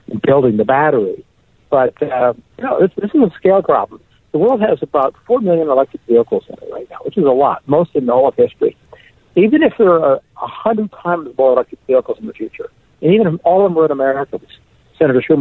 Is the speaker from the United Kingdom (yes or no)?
no; Canada; now in United States; My friends in Canada, I'm from Canada